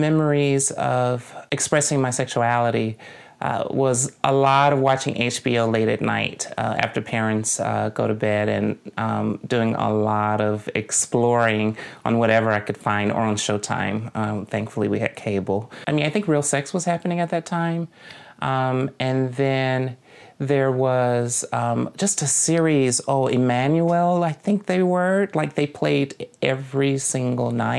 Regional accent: Jackson, Mississippi, United States; my hometown is Jackson, Mississippi

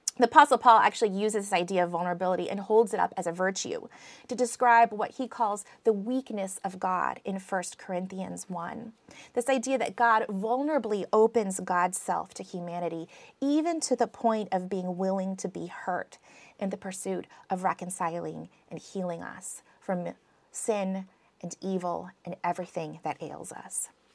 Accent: United States; accent: American; my American accent

